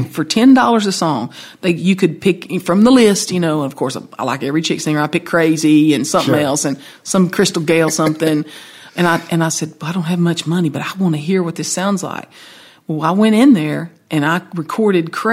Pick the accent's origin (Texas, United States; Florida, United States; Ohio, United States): Texas, United States; Paris; I came home back to Paris